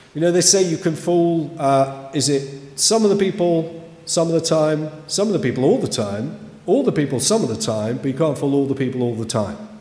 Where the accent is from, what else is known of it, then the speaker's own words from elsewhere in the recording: Kidsgrove, West Midlands, United Kingdom; as a young person growing up in Kidsgrove, just down the road in the 80s